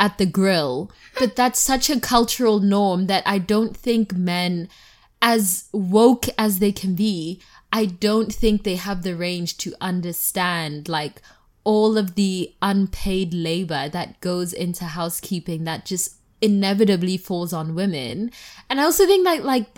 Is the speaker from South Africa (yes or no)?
yes; South Africa; now in United States; I am South African. And, like, I've also just grown up always having, like, a gardener or, like, help in the house